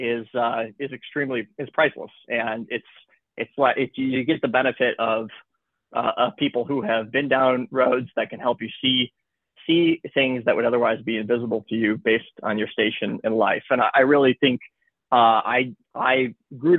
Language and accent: English; Michigan, United States; moved away as an adult; also born or lived in Chicago, United States; now in Los Angeles, United States; I'm from Michigan